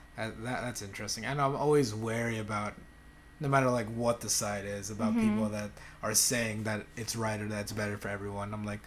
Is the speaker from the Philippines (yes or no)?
yes; Philippines; moved away; growing up in the Philippines